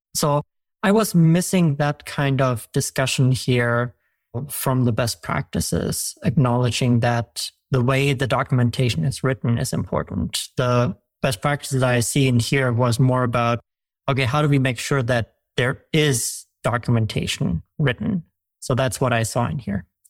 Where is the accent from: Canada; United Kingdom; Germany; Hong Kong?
Germany; moved away; I'm from Germany